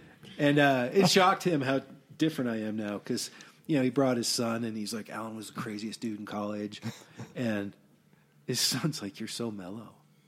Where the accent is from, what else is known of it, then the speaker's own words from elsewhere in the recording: Colorado Springs, Colorado, United States; So I came from the Colorado Springs kind of – hadn't really partied, hadn't done a whole lot to this, crazy scene, right?